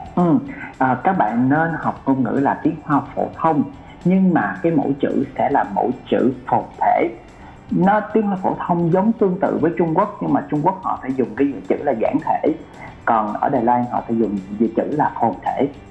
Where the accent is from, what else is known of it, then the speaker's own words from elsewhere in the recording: Vietnam; moved away; also born or lived in Taiwan; mình người Việt Nam